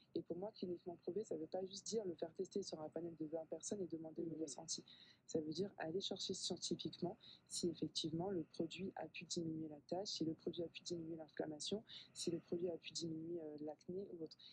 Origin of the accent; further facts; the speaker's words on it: a small village in the south of France, southern France, France; moved away as an adult; also born or lived in Paris, France / Congo (ancestry); now in Martinique; j'ai grandi en fait dans un petit village dans le sud de la France